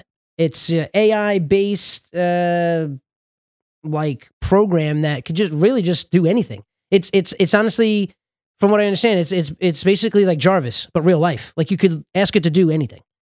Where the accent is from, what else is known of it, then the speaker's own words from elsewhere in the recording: Los Angeles, California, United States; now in New York, United States; I probably consider myself more of a friggin', uh, Angelino because I had probably the most formative years of my life out there.